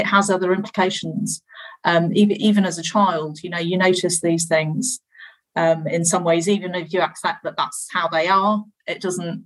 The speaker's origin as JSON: {"language": "English", "region": "London", "country": "United Kingdom", "tie": "born or raised there", "said": "growing up in London on a road with through traffic."}